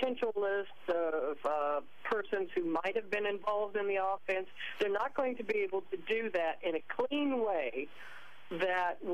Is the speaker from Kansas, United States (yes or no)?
yes; Leavenworth, Kansas, United States; moved away as an adult; also born or lived in Ellensburg, Washington; I was raised in Leavenworth, Kansas.